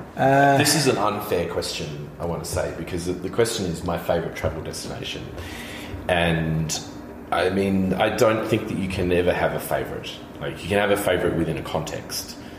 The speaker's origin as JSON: {"language": "English", "country": "Australia", "moved": "yes", "lives_now": "Berlin, Germany", "said": "I'm Australian."}